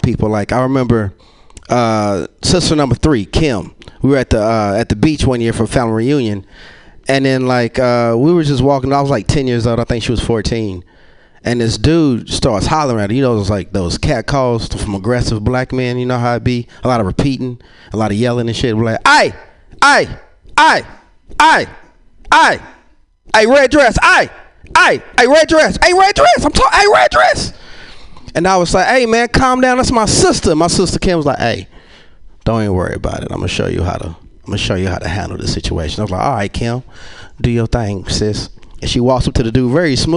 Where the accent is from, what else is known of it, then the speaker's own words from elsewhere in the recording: Yanceyville, North Carolina, United States; I'm from a like, small town called Yanceyville